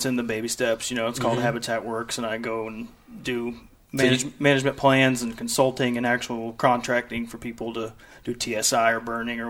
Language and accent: English; St. Joseph, Missouri, United States; from St. Joe, a little farther north of where everybody else is from here, I think.